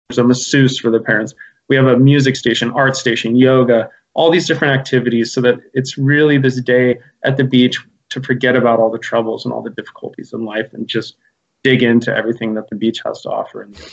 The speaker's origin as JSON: {"language": "English", "town": "Santa Cruz", "region": "California", "country": "United States", "tie": "born or raised there", "said": "I was born and raised in Santa Cruz"}